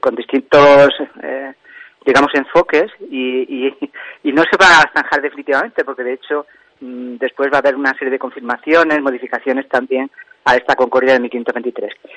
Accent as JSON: {"language": "Spanish", "area": "Santiago del Collado", "region": "Castile and León", "country": "Spain", "tie": "born or raised there", "said": "Santiago de la Valle, el pueblo donde yo nací"}